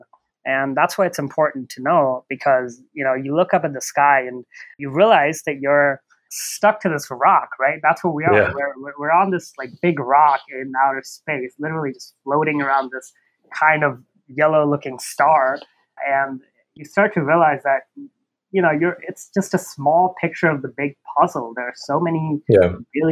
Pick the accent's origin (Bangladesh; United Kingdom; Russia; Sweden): Bangladesh; moved away as an adult; also born or lived in Oregon, United States; now in New Mexico, United States; I'm from Bangladesh originally. I've lived there all my life until high school, and then I moved here to the U.S. to do a bachelor's.